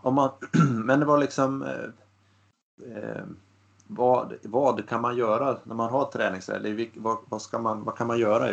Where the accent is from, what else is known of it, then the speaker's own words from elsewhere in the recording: Västernorrland County, Sweden; now in Gothenburg, Sweden; jag bor ju i Göteborg idag men jag har ju mina kopplingar här uppifrån Ångermanland